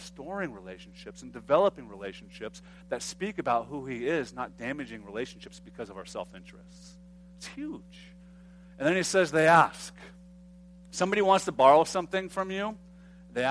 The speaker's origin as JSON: {"language": "English", "country": "United States", "said": "being an American"}